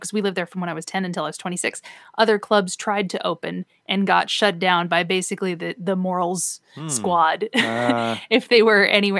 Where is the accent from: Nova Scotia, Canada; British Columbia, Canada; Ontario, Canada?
Nova Scotia, Canada; Halifax; moved away as an adult; now in Burbank, United States; So I came from Halifax, Nova Scotia, is where I used to live before I moved to Burbank, California.